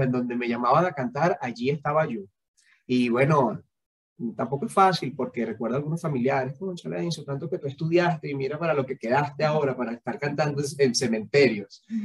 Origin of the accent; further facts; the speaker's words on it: Venezuela; moved away as an adult; como venezolanos